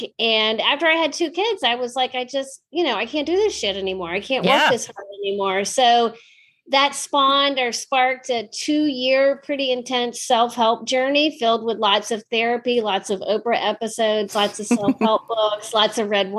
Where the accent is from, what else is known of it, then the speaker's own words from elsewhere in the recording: Richmond, Virginia, United States; I was born and raised in Richmond, Virginia